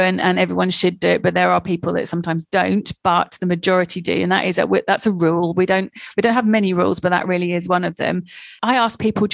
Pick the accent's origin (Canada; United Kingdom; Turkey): United Kingdom; England; I'm English